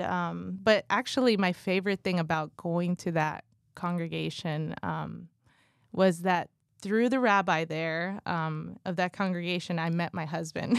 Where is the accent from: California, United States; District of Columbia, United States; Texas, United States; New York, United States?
California, United States; also born or lived in Guatemala; I was born in Guatemala, raised in California, literally grew up in the church